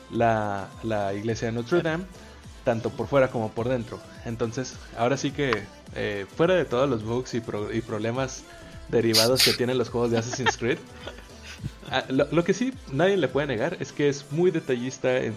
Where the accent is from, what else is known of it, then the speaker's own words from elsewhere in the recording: Mexico; ahí como buen mexicano photoshopearte de aquí en la iglesia